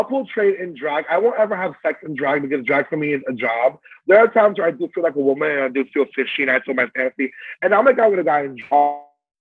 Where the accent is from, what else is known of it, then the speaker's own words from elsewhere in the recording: New York City, New York, United States; born and raised in the Bronx